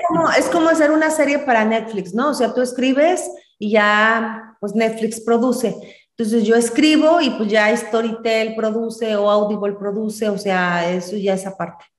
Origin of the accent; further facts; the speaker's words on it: Celaya, Guanajuato, Mexico; also born or lived in Michoacán / Sinaloa; now in Irapuato, Mexico; Yo soy originaria de Celaya, Guanajuato, vivo en Irapuato, Guanajuato.